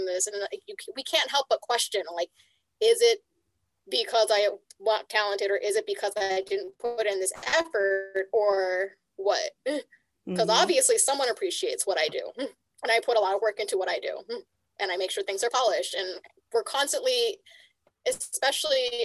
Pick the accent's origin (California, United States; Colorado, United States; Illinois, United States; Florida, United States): California, United States; Los Angeles; my hometown